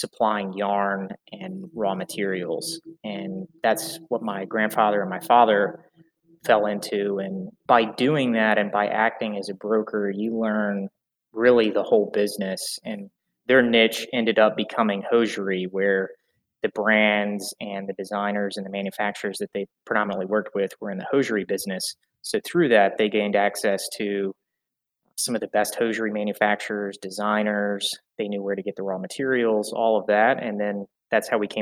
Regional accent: Greensboro, North Carolina, United States; now in Charlotte, United States; I was born and raised in Greensboro, North Carolina, about an hour and a half north from where I'm at right now, in Charlotte, North Carolina.

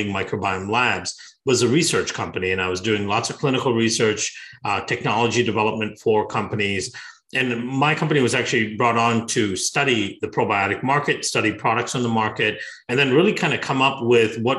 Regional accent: Bangalore, Karnataka, India; moved away; also born or lived in Iowa; I grew up in Bangalore in southern India, and I was born a little bit outside of Bangalore

